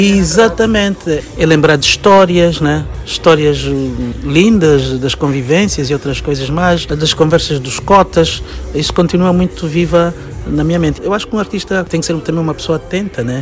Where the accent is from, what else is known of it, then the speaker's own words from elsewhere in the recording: Angola; moved away; a sorte de ter saído de Angola, eu tive que agarrar-me à minha cultura para como uma coisa identitária, saber quem eu sou e de onde eu vim